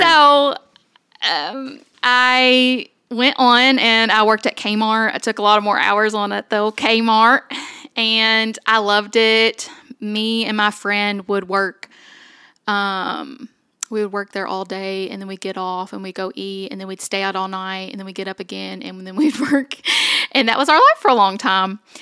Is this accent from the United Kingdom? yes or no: no; Somerset, Kentucky, United States; also born or lived in Owensboro, Kentucky; we moved to Eastern Kentucky to a place called Somerset